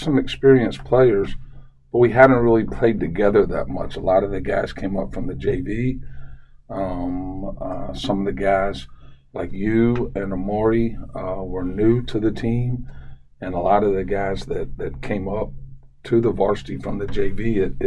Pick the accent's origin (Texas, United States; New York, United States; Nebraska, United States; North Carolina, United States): North Carolina, United States; Charlotte; growing up in Charlotte